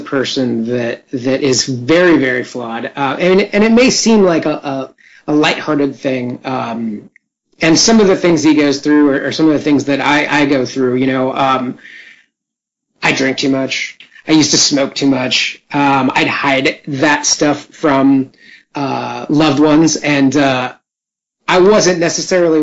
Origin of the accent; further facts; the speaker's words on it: West Coast, United States; I'm on the West Coast, born and raised.